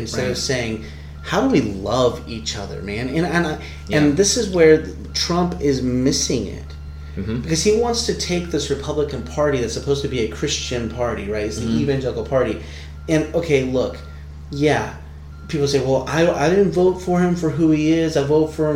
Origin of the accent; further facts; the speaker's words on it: Southern California, United States; moved away as an adult; also born or lived in King City, California; now in West Virginia, United States; I was born in King City, California. I was raised for part of my life in Northern California, but the rest of my life, Southern California.